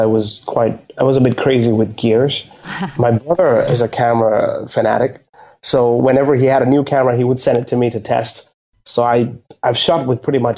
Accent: Bangkok, Thailand; I live in Bangkok, yes. Okay. I was born and bred in Bangkok.

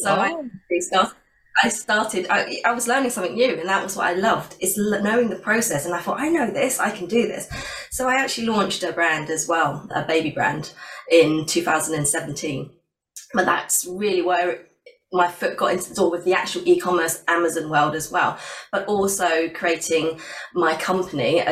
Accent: West Sussex, South East England, United Kingdom; moved away as an adult; also born or lived in London; I've moved back to down to my hometown in West Sussex, so near the coast

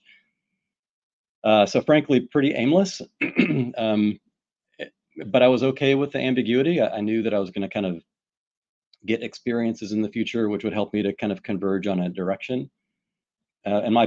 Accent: Pike Road, Alabama, United States; born or raised there; now in Houston, United States

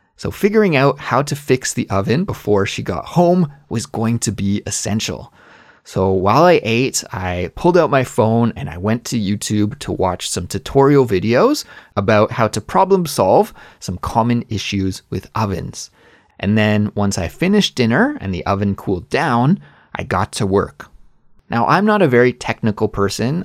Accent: Canada; moved away as an adult; also born or lived in Korea; now in South Korea; as a Canadian

